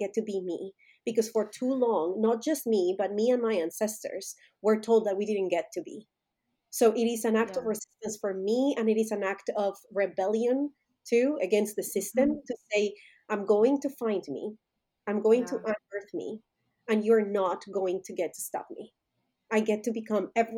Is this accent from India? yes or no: no; Colombia; moved away as an adult; now in United States; I was born and raised in Colombia